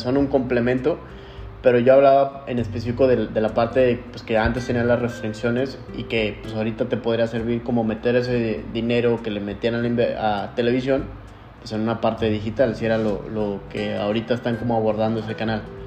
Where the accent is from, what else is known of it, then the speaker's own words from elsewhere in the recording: Mexico; como mexicanos